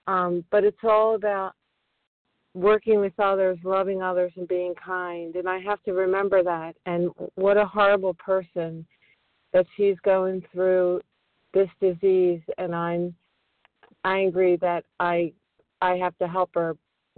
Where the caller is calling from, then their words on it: Flourtown, Pennsylvania, United States; I'm calling from Flowertown, Pennsylvania, right outside of Philadelphia.